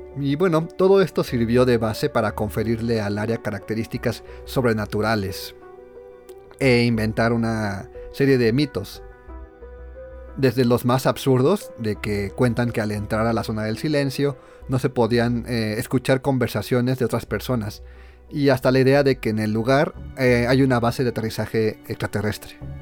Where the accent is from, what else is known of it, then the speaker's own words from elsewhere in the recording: Mexico; somos mexicanos